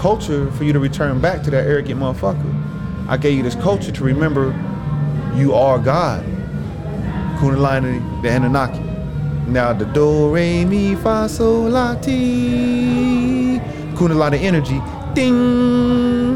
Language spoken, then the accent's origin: English; Indianapolis, Indiana, United States